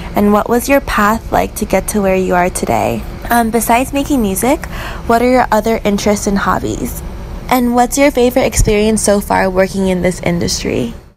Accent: Taiwan; moved away as an adult; now in United States; I'm from Taiwan, but I moved to the US for college

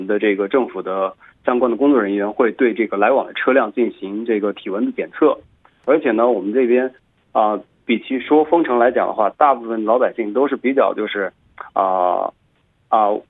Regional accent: Xiangyang, Hubei, China; 而我的家乡襄阳的确认人数呢是七十人，是这样的一个数据。

